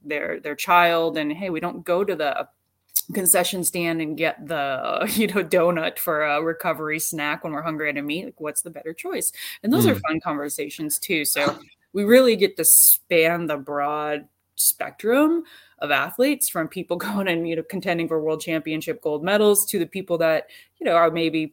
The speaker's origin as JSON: {"language": "English", "region": "Wisconsin", "country": "United States", "said": "I'm from Wisconsin."}